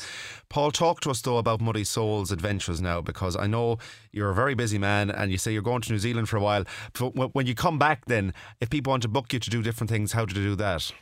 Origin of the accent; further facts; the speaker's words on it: Mayo, Connacht, Ireland; now in Galway, Ireland; I'm from Mayo myself